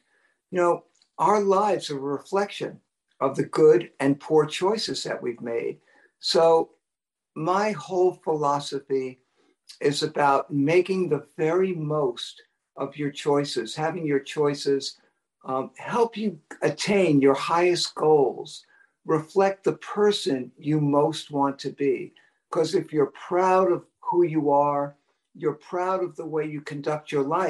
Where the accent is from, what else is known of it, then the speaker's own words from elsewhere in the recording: New York City, New York, United States; Well, I'm a New Yorker, John, and I must tell you, I'm used to cold weather.